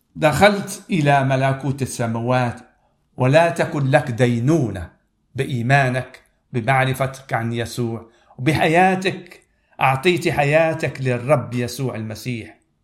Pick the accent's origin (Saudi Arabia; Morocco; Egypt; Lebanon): Morocco; انا من المغرب